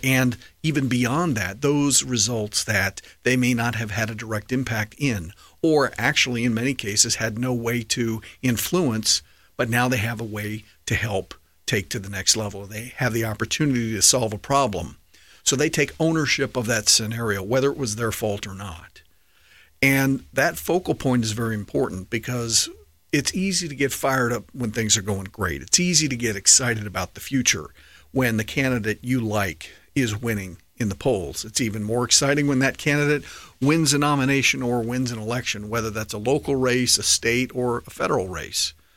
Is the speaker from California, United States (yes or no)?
no; D.C., District of Columbia, United States; I grew up right outside of Washington, D C